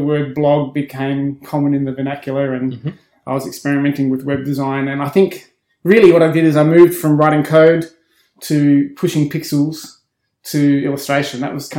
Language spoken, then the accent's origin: English; Adelaide, South Australia, Australia; moved away as an adult; now in Melbourne, Australia; I'm from Adelaide originally. Yeah. I moved to Melbourne over 20 years ago now, straight out of university.